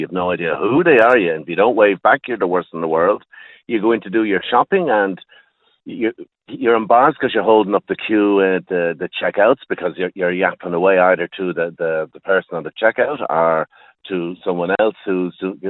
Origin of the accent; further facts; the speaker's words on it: Dublin, Leinster, Ireland; now in County Wexford, Ireland; I am from Dublin myself. I live down on just inside County Wexford.